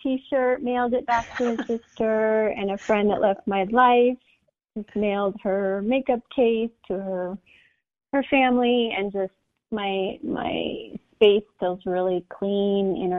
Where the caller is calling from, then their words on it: Denver, Colorado, United States; I'm currently in Denver, Colorado.